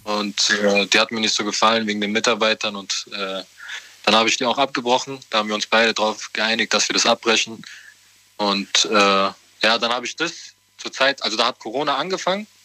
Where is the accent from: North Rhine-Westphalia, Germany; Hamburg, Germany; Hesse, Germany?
Hesse, Germany; Offenbach; ich komme aus Offenbach.